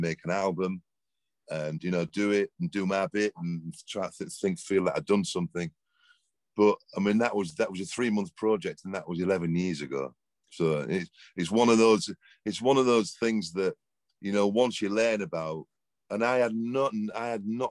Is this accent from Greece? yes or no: no; England, United Kingdom; moved away as an adult; now in Malibu, United States; you can tell by the accent, I'm from England, not from round here, but I live in Malibu now in Los Angeles.